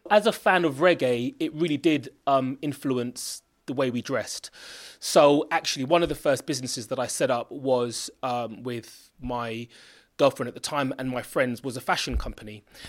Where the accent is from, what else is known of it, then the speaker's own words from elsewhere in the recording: London, United Kingdom; also born or lived in Stonebridge / Kilburn / Chalk Hill / Kingsbury; my connection with Brent is that I was born and raised here. I've gone to school here, and I still live in Brent. So, I grew up in Harlesden